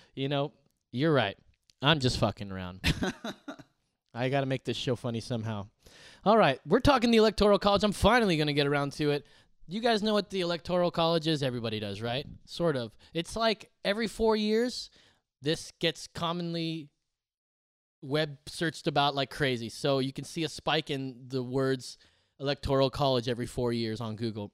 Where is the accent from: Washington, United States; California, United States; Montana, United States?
California, United States; California, my home state